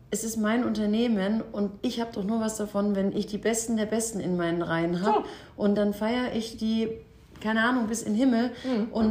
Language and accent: German; Baden-Württemberg, Germany; ich bin Schwabe eigentlich, auch wenn man es nicht mehr so hört